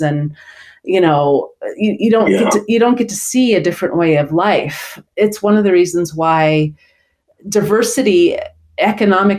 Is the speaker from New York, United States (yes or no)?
yes; New York City, New York, United States; I grew up in Brooklyn and my family lived in a rent-controlled apartment